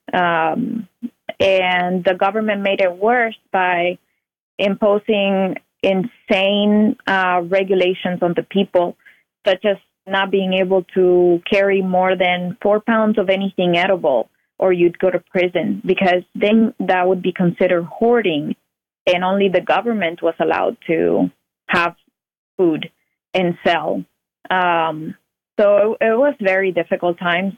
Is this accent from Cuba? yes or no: yes; Cuba; now in United States; I was born in Cuba. My parents were born in Cuba as well, and um, I didn't know any better the whole time that I lived there